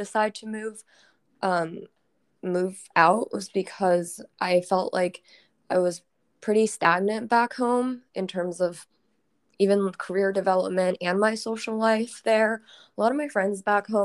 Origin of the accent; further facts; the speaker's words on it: Portland, Oregon, United States; moved away as an adult; also born or lived in Tacoma, Washington; now in Seattle, United States; I'm actually from Portland, Oregon, and I grew up there